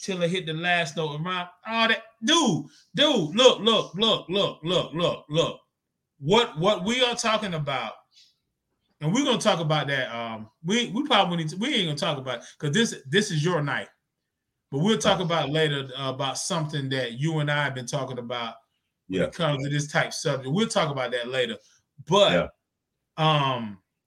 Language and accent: English; Zebulon, North Carolina, United States; I'm from Zebulon, North Carolina, you know, country town, man, about 4,000, 5,000 people